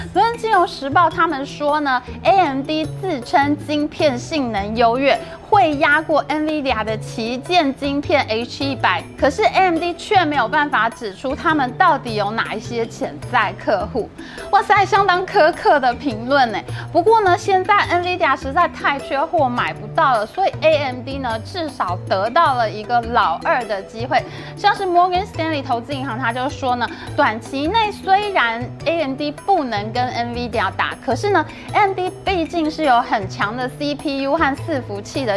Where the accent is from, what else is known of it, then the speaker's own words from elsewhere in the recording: Taiwan; 我们台湾这边